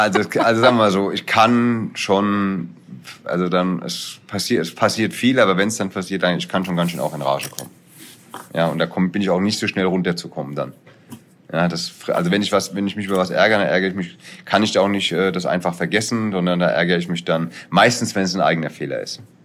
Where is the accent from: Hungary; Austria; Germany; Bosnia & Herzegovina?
Germany; Hesse; ich bin Hesse